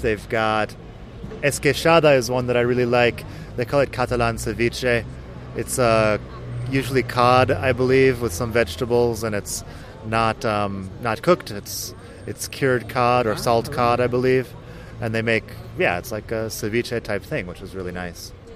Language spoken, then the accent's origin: English; Phoenix, Arizona, United States; moved away as an adult; also born or lived in Barcelona, Spain; now in Madrid, Spain; I am from Phoenix, Arizona, which is completely different than anything we have here in Europe.